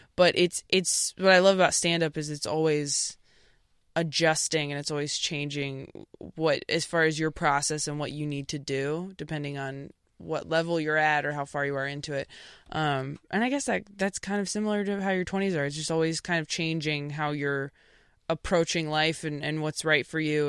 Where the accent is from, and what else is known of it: Temecula, California, United States; born or raised there; also born or lived in Modesto, California / Escalon, California